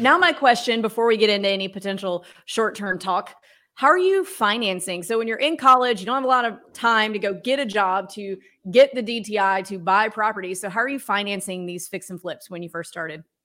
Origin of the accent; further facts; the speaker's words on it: the South, United States; I'm from the South where we have huge weddings